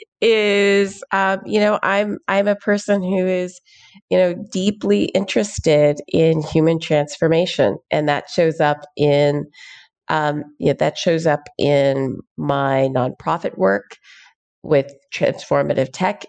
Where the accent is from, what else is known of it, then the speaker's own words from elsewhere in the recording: Houston, Texas, United States; I grew up in Houston, Texas